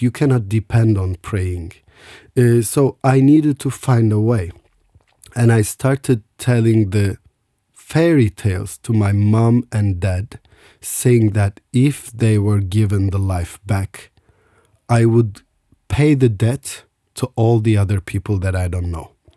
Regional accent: Istanbul, Turkey; I was born in Istanbul.

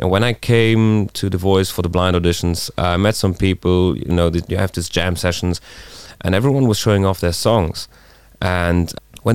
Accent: Differdange, Luxembourg; my hometown de Fernange

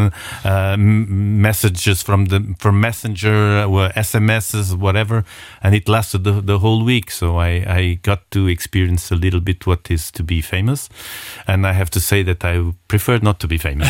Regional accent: Portugal; now in Luxembourg; we are Portuguese people, we are very passionate

